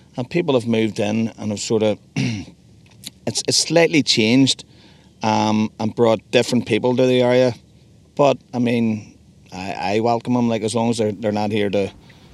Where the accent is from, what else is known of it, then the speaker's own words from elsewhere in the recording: Belfast, Northern Ireland, United Kingdom; I'm from just where I picked you up, the Newton Arch Road, East Belfast.